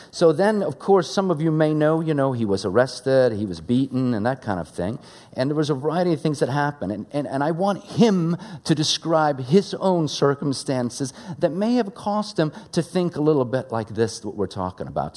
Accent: Sweden; English is a second language; now in United States; Growing up in Sweden, English is my second language

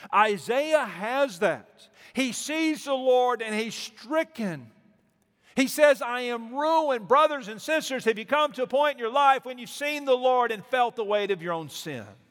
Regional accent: Mobile, Alabama, United States; moved away; we are from Mobile. We grew up on the, on the Gulf Coast there

